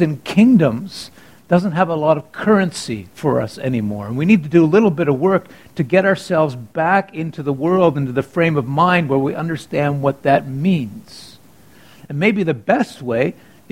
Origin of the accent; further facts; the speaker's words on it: Canada; I'm Canadian